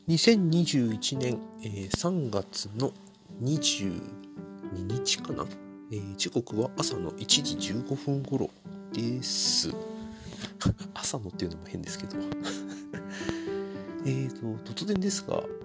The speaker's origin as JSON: {"language": "Japanese", "town": "Narashino", "region": "Chiba", "country": "Japan", "tie": "born or raised there", "said": "うちの地元のあの JR の津田沼駅からちょっと歩いたところにある"}